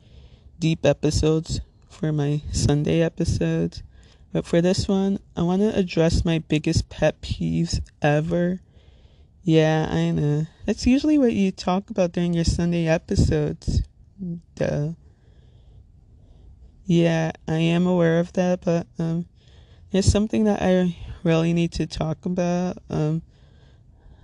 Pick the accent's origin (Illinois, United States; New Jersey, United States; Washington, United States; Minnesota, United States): New Jersey, United States; Little Ferry; I'm from Little Ferry, New Jersey, which if you're not familiar with, it's in Bergen County, neighboring town between Hackensack and Teaneck